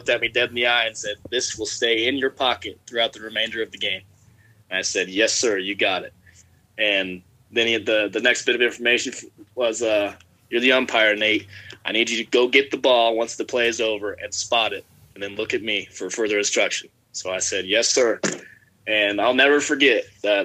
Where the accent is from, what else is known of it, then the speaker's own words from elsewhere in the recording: Southwest Kansas, United States; traveling all over the Southwest Kansas to play in club leagues and summer leagues